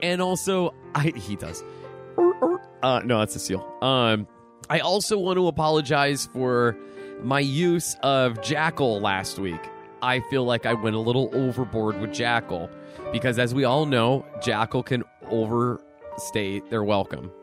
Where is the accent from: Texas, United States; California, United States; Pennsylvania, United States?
Pennsylvania, United States; now in Buffalo, United States; I'm from Pennsylvania